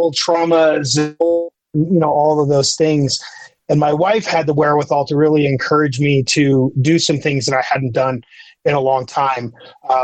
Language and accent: English; Utah, United States; I grew up in Utah, and it's just sort of a unique place to grow up